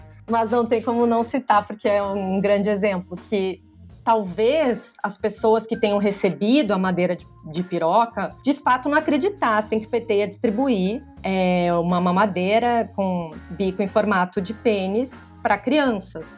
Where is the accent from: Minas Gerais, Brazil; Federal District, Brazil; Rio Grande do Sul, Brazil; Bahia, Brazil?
Rio Grande do Sul, Brazil; now in São Paulo, Brazil; sou jornalista, moro em São Paulo, uh, sou do Rio Grande do Sul